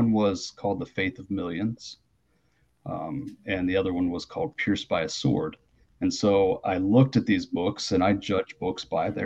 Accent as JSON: {"language": "English", "town": "Logan", "country": "United States", "tie": "born or raised there", "said": "I grew up in Logan, right up on the hilltop"}